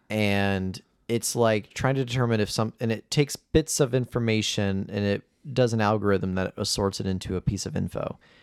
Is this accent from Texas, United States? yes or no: no; Chicago, Illinois, United States; Jeff and I, we're both from Chicago